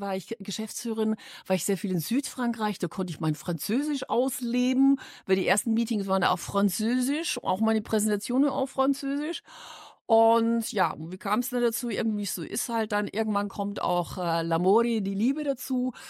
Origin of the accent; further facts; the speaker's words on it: Munich, Bavaria, Germany; accent: Bavarian; moved away as an adult; now in Düsseldorf, Germany; ich bin stolz, gebürtige Münchnerin ja. zu sein